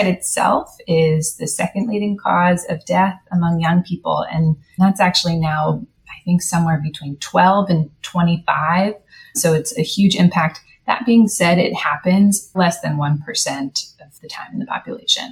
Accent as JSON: {"language": "English", "town": "Palo Alto", "region": "California", "country": "United States", "tie": "born or raised there", "said": "I'm also a local, so I'm from Palo Alto. I went to Gunn High School"}